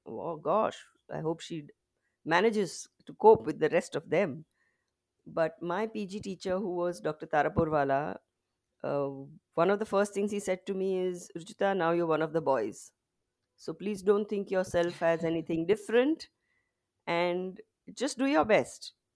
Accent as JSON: {"language": "English", "town": "Mumbai", "region": "Maharashtra", "country": "India", "tie": "born or raised there", "said": "I've basically been born and brought up in Mumbai."}